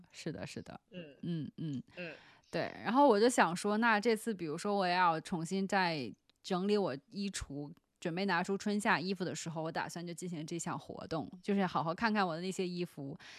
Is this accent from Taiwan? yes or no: no; China; 作为一个中国人